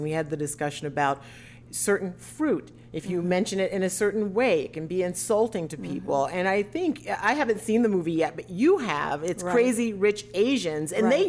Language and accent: English; South Carolina, United States; now in Florida, United States; I'm from South Carolina